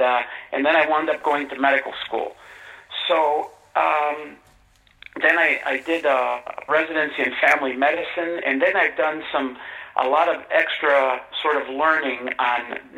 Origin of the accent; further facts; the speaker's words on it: Detroit, Michigan, United States; also born or lived in Mexico; I was born in Mexico originally and came here as a young boy. I was about 9 or 10 when I came here, and we settled in Michigan. Specifically, we settled in Detroit.